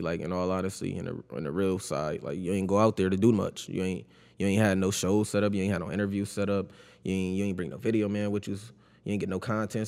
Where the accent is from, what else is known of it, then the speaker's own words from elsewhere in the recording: Buffalo, New York, United States; I grew up on Guilford, though, born and raised